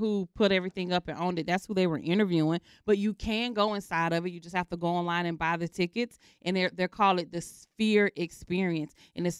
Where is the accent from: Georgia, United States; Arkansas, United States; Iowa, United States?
Georgia, United States; Atlanta; accent: southern; moved away